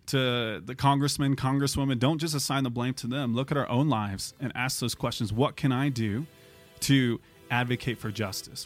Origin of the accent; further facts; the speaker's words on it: United States; we're Americans.